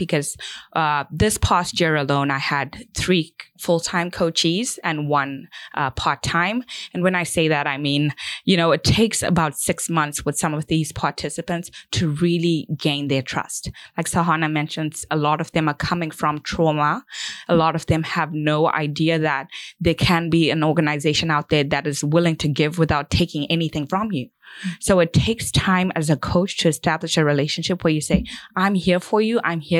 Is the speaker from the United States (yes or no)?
no; Zimbabwe; this is something I had always done as a child growing up in Zimbabwe, and I wanted to continue to give back.